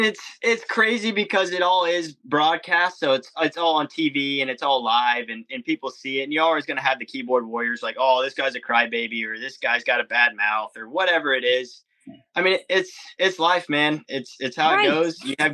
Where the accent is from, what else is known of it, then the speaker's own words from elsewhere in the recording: Texas, United States; also born or lived in Georgia / Florida; I've lived my life more in Georgia and Florida than I actually have in Texas. Even though I'm from Texas and I've spent my fair amount of time there, I definitely know the ropes around Florida and Georgia better than anywhere else.